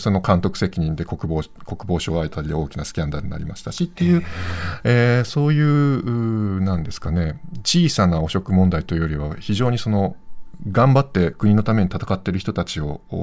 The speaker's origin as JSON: {"language": "Japanese", "country": "Japan", "tie": "born or raised there", "moved": "as an adult", "lives_now": "Ukraine", "said": "私の実家にちょっと滞在してた"}